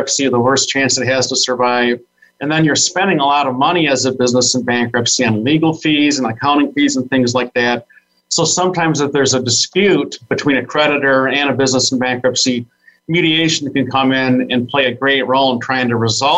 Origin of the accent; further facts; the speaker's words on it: Saginaw, Michigan, United States; I was born and raised in Saginaw, Michigan